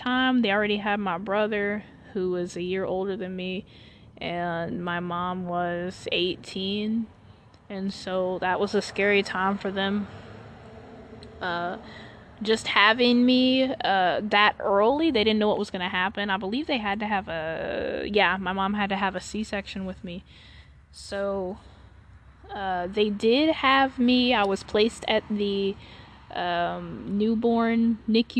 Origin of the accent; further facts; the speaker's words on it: Charlotte, North Carolina, United States; I was born in Charlotte, North Carolina